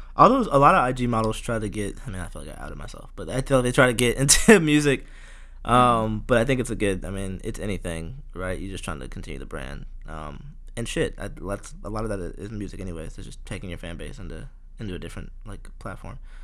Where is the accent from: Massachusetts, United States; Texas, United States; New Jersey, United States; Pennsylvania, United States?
Texas, United States; Houston; I'm from Houston too